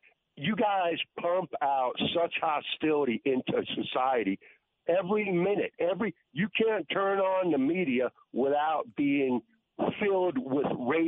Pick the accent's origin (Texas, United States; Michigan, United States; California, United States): Texas, United States; now in Seattle, United States; I'm living in Seattle, but I am actually from Texas.